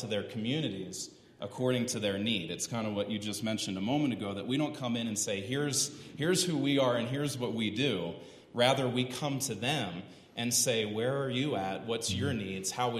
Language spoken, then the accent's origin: English; East Coast, United States; now in Colorado Springs, United States; We're from the East Coast originally